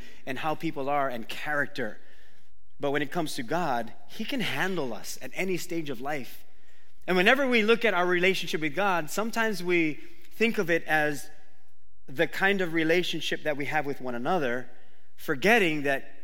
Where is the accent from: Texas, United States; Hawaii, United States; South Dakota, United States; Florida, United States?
Hawaii, United States; Oahu; That's the Waimanalo in me. I grew up on Oahu.